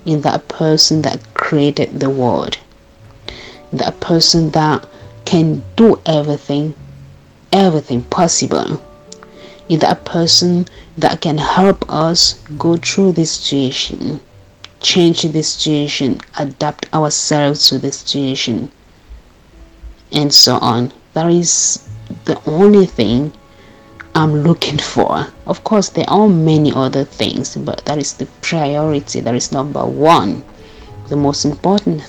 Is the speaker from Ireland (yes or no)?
no; Cameroon; now in Germany; from Cameroon